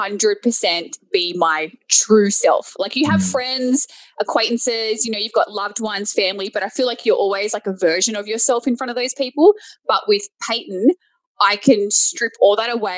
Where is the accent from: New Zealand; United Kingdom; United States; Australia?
Australia; Sydney, New South Wales; moved away; we are both from Sydney, Australia, and we're both from Campbelltown, so like the same suburb. And we went to the same high school